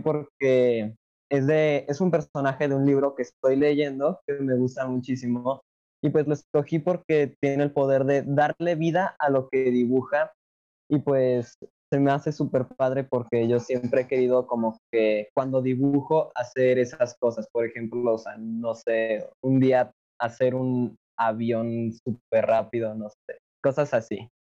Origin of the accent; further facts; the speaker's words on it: Aguascalientes, Mexico; soy de Aguascalientes, México